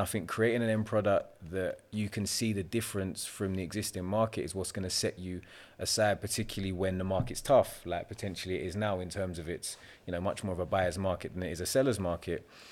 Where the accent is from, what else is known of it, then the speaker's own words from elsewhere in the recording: London, United Kingdom; I'm naturally a Londoner, London, South Londoner, born and bred. I've always lived there my entire life